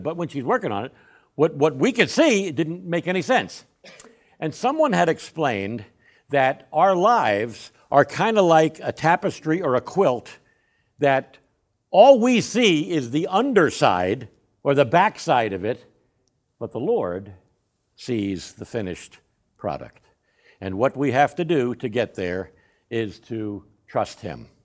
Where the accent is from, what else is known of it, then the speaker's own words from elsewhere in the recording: Northeast, United States; also born or lived in Uvalde, Texas; now in San Antonio, United States; I grew up in the Northeast, which, uh, was, was a completely different, uh, way of life.